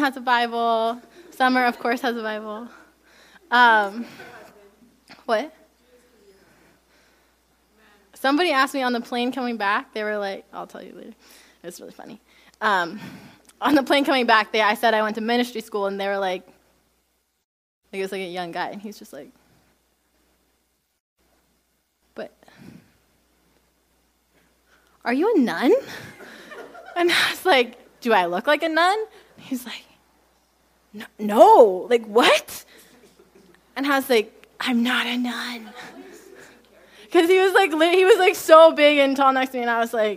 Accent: United States; I am American

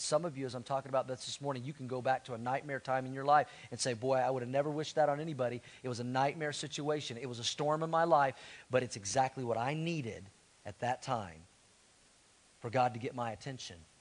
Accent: Tulsa, Oklahoma, United States; I grew up in Tulsa

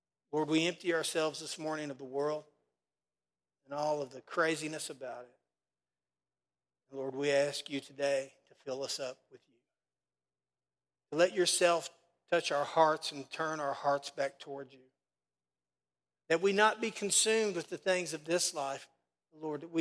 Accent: Casey County, Kentucky, United States; now in Danville, United States; I'm from Casey County, so trust me. Being in church most of my life in Casey County, I got a few critics too. That's why I'm in Danville now.

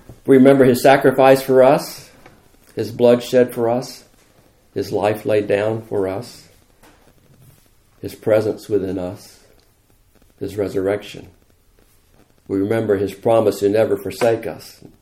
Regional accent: United States; I'm as American as you are

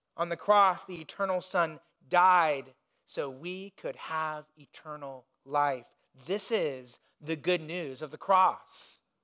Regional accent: Indiana, United States; moved away; When I was growing up in Indiana

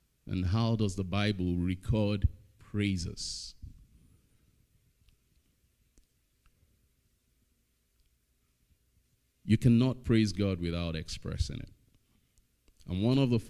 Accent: Nigeria; now in Estevan, Canada; I'm Nigerian

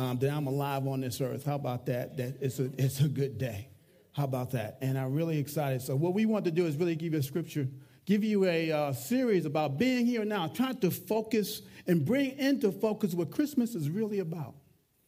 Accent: New York, United States; I can talk with my hands. I'm a New Yorker

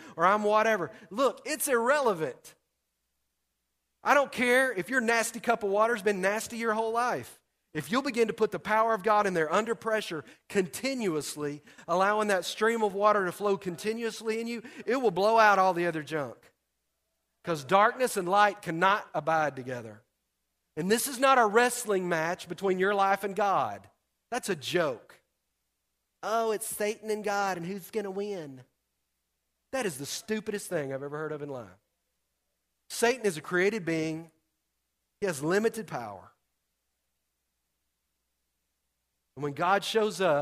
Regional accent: Texas, United States; I'm from Texas

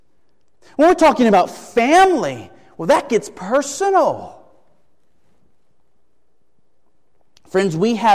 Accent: United States; As American citizens

